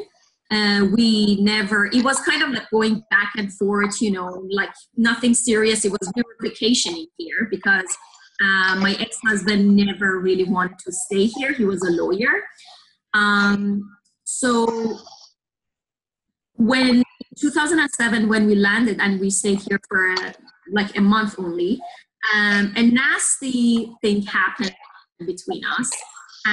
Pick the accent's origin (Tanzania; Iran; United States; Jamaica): Iran; Tehran, Tehran Province; English is a second language; moved away as an adult; now in Canada; I was born and raised in Iran, in Tehran, which is the capital.